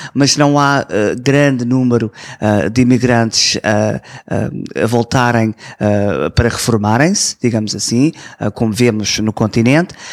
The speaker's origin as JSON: {"language": "Portuguese", "town": "Toronto", "region": "Ontario", "country": "Canada", "tie": "born or raised there", "said": "Eu nasci aqui em Toronto"}